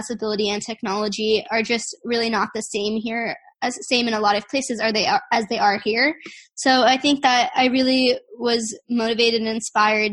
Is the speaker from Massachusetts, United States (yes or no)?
no; Silicon Valley, California, United States; growing up in Silicon Valley